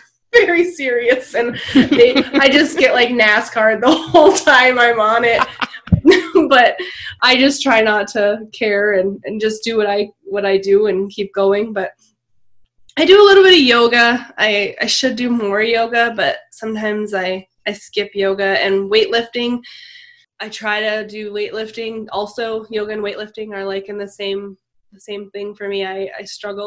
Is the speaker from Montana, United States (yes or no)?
yes; Montana, United States; moved away; I downhill skied since I was young because I was from Montana, and everyone in Montana skis.